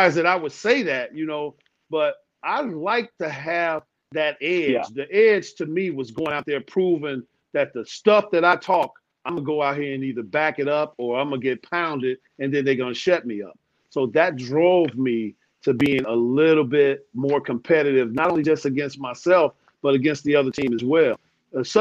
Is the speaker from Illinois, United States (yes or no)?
yes; Chicago, Illinois, United States; I grew up in Chicago